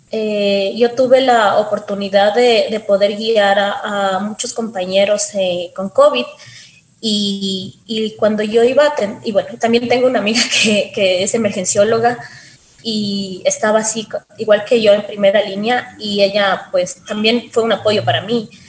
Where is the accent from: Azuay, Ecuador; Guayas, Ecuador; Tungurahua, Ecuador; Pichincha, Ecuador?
Pichincha, Ecuador; Quito; yo soy de aquí de Quito, desde pequeña quise ser médico